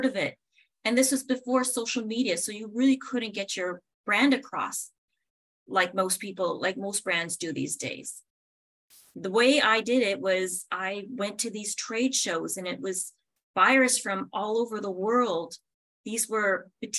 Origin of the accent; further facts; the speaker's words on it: a very small northern town in Canada, Northern Canada, Canada; moved away; I'm from Canada, from a very small northern town in Canada